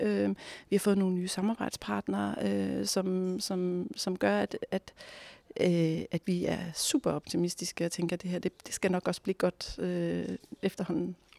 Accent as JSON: {"language": "Danish", "town": "Næstved", "region": "Zealand", "country": "Denmark", "tie": "born or raised there", "said": "jeg selv er barnefødt i Næstved"}